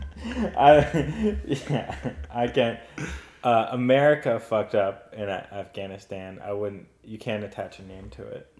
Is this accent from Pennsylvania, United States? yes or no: yes; Oxford, Pennsylvania, United States; That's where I grew up. It's a uh, very southeastern corner of the state